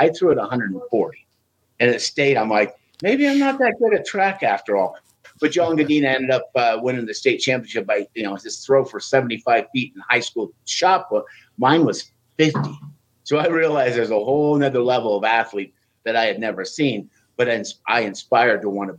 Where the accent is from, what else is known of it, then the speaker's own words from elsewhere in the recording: Wyoming, United States; For me growing up in Wyoming, it was.